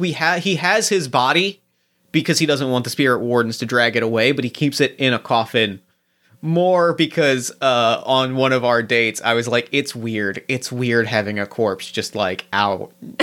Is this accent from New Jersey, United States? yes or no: yes; New Jersey, United States; Much like the boardwalks that I grew up in New Jersey.